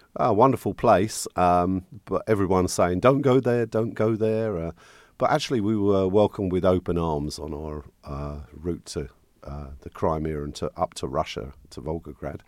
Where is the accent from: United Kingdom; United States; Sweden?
United Kingdom; St Albans, East of England; moved away; my hometown, Saint Albans.